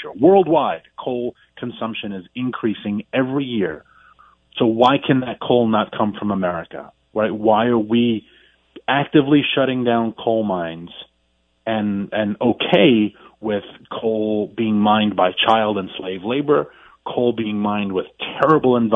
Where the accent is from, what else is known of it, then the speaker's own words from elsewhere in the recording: New York City, New York, United States; moved away; I'm from Queens. I may be a country boy now